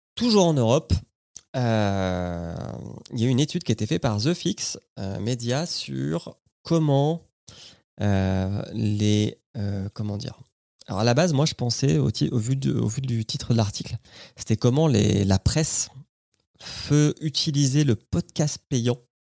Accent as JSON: {"language": "French", "country": "France", "said": "chez nous en France"}